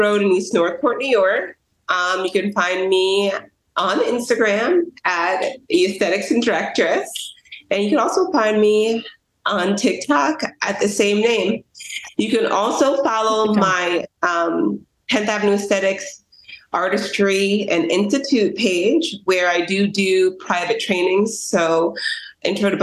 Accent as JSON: {"language": "English", "country": "Antigua & Barbuda", "tie": "born or raised there", "said": "I was born in Antigua"}